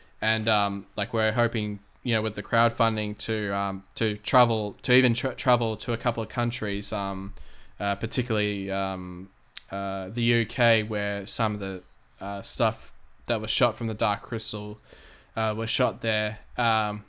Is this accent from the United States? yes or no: no; Australia; I'm from Australia